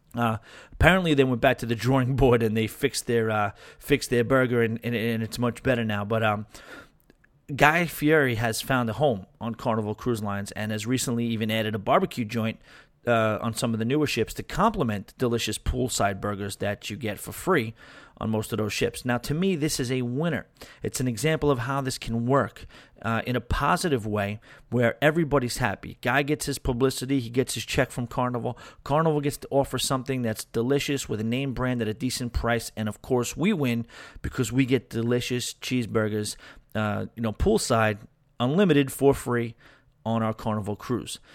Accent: New York, United States; being a New Yorker, being a city guy

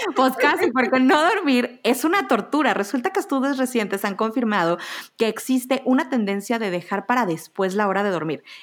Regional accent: Mexico; Soy, soy mexicana

